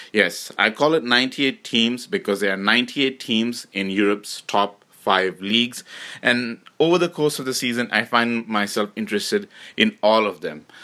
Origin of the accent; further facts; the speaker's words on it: Canada